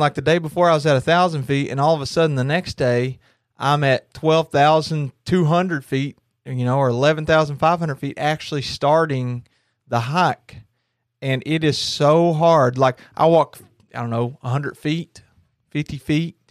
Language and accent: English; Kentucky, United States; I'm from Kentucky